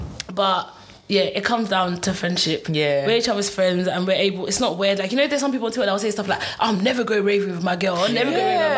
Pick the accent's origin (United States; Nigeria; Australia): Nigeria; even though I'm Nigerian, having a Nigerian wedding